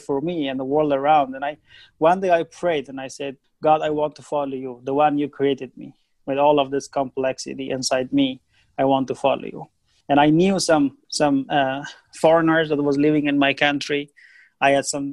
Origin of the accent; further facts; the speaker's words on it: Afghanistan; I was born in Afghanistan, in the middle of the country. Most of the time that I was growing up was war